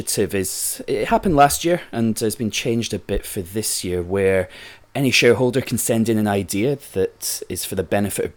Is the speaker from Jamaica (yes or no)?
no; Glasgow, Scotland, United Kingdom; I'm from Glasgow